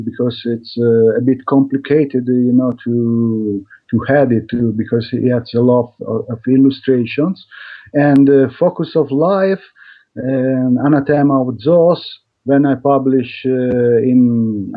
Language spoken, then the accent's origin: English; Italy; English is a second language; also born or lived in Madrid, Spain; I come from Italy